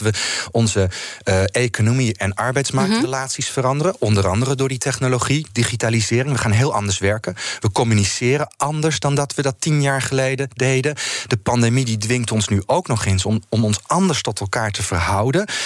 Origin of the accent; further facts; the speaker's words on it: Netherlands; als Nederlanders